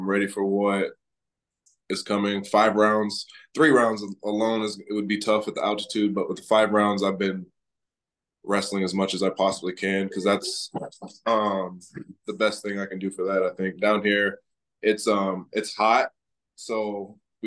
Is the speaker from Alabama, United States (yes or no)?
no; Iowa, United States; moved away as an adult; now in Florida, United States; I was born in Iowa, raised in Iowa. I moved to Florida 3 years ago, but my whole life I was in Iowa